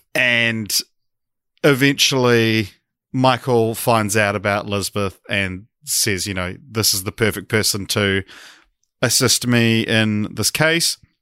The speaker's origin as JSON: {"language": "English", "town": "Christchurch", "region": "Canterbury", "country": "New Zealand", "said": "we we are both from Christchurch"}